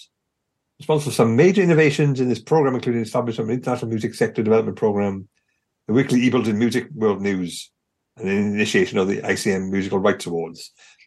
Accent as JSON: {"language": "English", "region": "South Wales", "country": "United Kingdom", "tie": "born or raised there", "said": "I was born in July 31st in South Wales."}